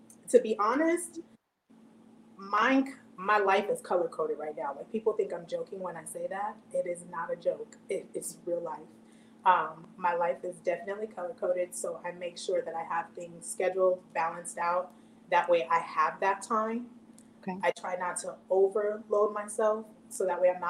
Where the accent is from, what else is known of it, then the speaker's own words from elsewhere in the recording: Arizona, United States; I was born and raised here in Arizona